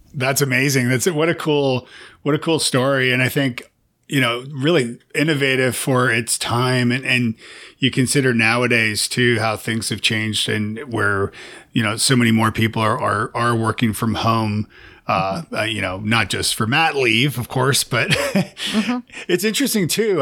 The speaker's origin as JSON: {"language": "English", "country": "Canada", "also_born_or_lived": "Toronto", "moved": "as an adult", "lives_now": "Nashville, United States", "said": "I'm Canadian"}